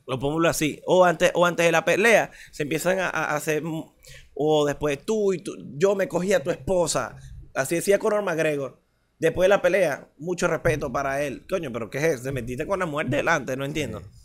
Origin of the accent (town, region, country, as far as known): Venezuela; also born or lived in Maracay